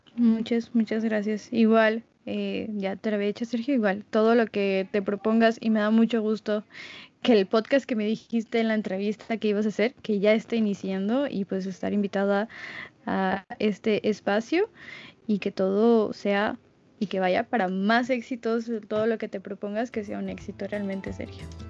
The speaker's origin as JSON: {"language": "Spanish", "country": "Mexico", "said": "soy de México"}